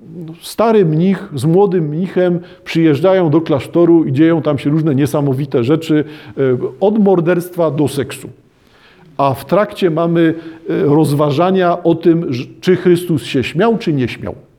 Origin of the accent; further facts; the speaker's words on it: Poland; w Polsce nie widać, że wszyscy wywodzimy się z chłopów